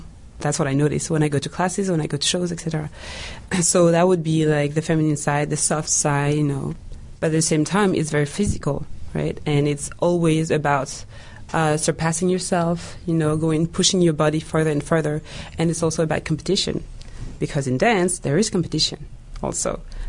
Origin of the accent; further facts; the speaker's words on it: France; English is a second language; also born or lived in Central African Republic; now in Canada; I was born in the Republic of Central Africa, and I was raised in France. So I have like two identities, let's say.